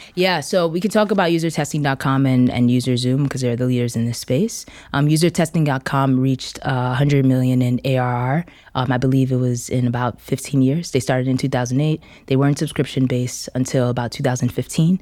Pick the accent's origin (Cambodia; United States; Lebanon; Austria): United States; New York; I'm originally from New York, but I'm of Nigerian descent.